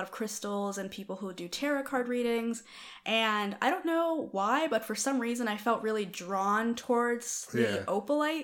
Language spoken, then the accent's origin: English; New York City, New York, United States; moved away as an adult; now in Atlanta, United States; I'm actually from the Bronx, New York